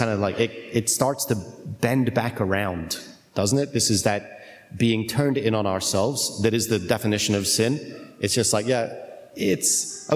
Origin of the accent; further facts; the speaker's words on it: United Kingdom; I'm British